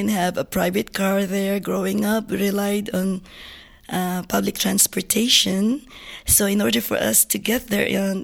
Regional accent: Marikina, Metro Manila, Philippines; moved away as an adult; also born or lived in Guam; now in Sacramento, United States; I was actually born and raised in the Philippines

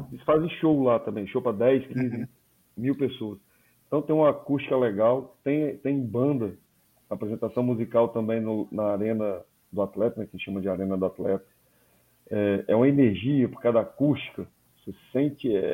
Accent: Espírito Santo, Brazil; Me corrija, eu, eu sou capixaba, alguma.

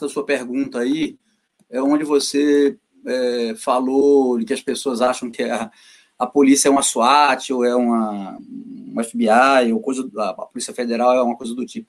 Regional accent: Northeast Region, Brazil; eu sou nordestino

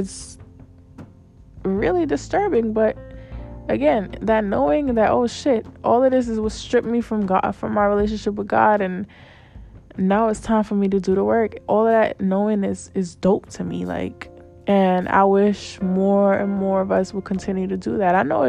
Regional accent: New York City, New York, United States; I'm Black, but I'm a Latina. I'm a New Yorker, but I'm technically from another country because my parents are from there, so I still got that connection.

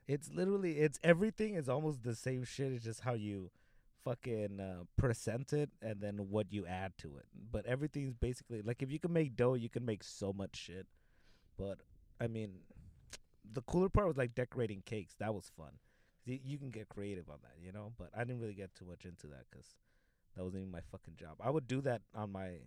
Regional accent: Los Angeles, California, United States; I grew up in the '90s in uh, South Central by 60th and Compton. That's where I grew up

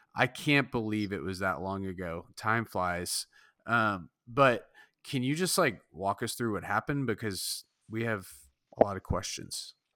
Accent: Southern California, United States; I grew up in Southern California

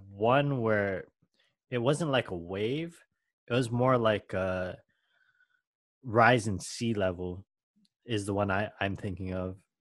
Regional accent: Hawaii, United States; I'm Filipino mm. by blood, but I was born in Hawaii

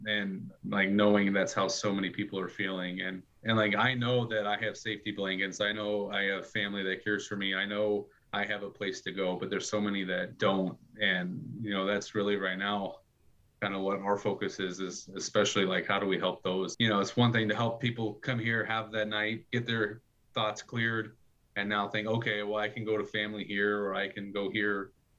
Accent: Bila Tserkva, Kyiv Oblast, Ukraine; Like in Bila Tserkva, my hometown, like there's definitely times where it's like there's nothing on the shelves in the stores.

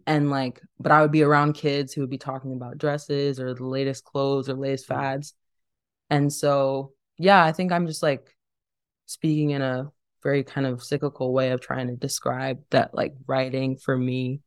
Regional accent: Dayton, Ohio, United States; also born or lived in Cleveland, Ohio; growing up in Dayton

